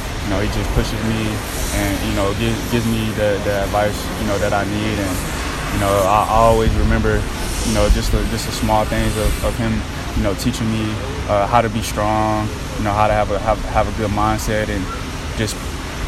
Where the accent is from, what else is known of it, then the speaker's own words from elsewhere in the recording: Baytown, Texas, United States; I stayed in Baytown for, I want to say, 5-6 years. Grew up out there in Piedmont Apartments